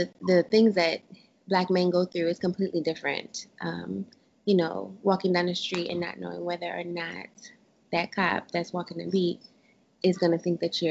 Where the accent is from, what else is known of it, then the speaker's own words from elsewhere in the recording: Paterson, New Jersey, United States; moved away as an adult; also born or lived in Rochester, New York; now in Dallas, United States; I didn't really grow up in the heart of Paterson, New Jersey, which is where I'm originally from. I grew up there